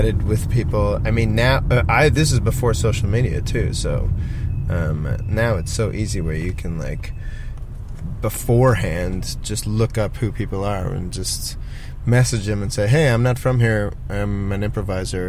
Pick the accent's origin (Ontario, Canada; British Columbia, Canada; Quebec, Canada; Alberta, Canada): Ontario, Canada; Toronto; moved away as an adult; now in Sydney, Australia; I grew up playing in the Toronto equivalent of like the theatre sports scene, both in high school and outside of high school.